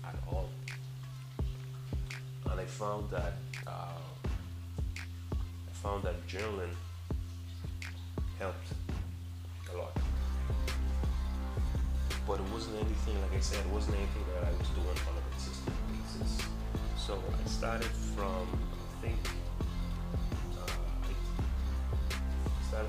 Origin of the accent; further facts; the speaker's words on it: Nassau, New Providence, Bahamas; I'm from Nassau, Bahamas, and our city, which is New Providence.